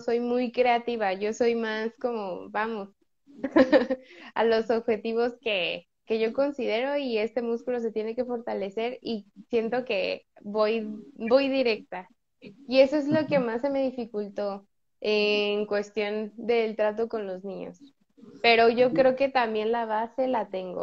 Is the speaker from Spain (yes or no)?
no; State of Mexico, Mexico; soy del Estado de México